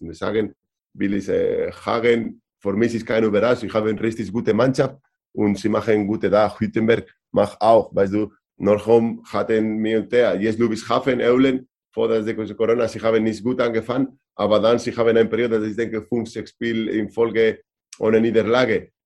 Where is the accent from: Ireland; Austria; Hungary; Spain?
Spain; Vitoria-Gasteiz, Basque Country; German is a second language; also born or lived in Barcelona / Berlin / Hannover / Valladolid; now in Kleinsachsenheim, Germany; Vitoria. Meine Heimat.